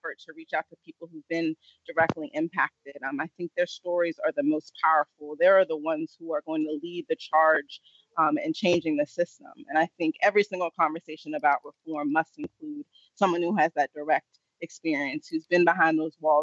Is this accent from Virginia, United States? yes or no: yes; Fairfax County, Virginia, United States; I'm from Fairfax County.